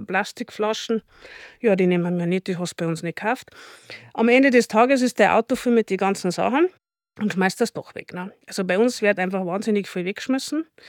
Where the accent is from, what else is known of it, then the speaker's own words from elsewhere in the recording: Chiemgau, Bavaria, Germany; das erste regionale, nachhaltige Biotonic hier bei uns im Chiemgau